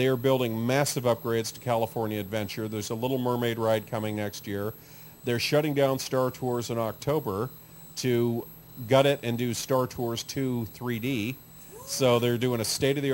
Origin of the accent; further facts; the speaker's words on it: Scotland, United Kingdom; that's the joy about being Scottish